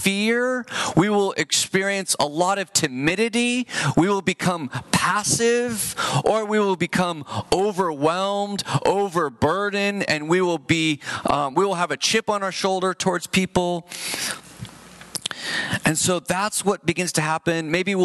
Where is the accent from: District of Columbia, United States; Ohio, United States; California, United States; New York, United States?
California, United States; San Jose; I'm from San Jose.